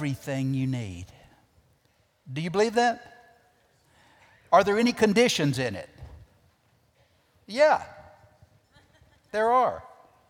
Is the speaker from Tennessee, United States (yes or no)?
no; Augusta, Georgia, United States; I'm from Augusta, Georgia, and I sold Christmas trees for 5 years in college and law school